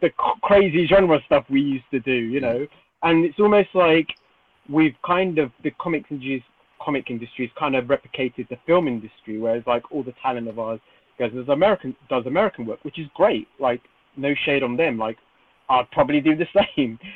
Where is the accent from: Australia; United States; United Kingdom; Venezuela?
United Kingdom